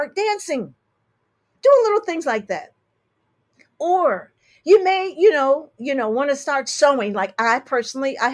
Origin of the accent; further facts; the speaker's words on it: Detroit, Michigan, United States; I'm from Detroit, Michigan.